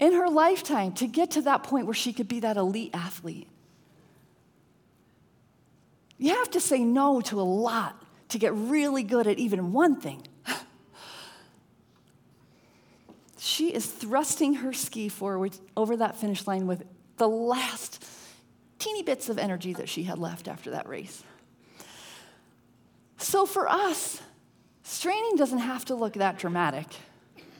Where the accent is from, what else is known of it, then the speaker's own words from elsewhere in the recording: Connecticut, United States; My husband and I grew up in Connecticut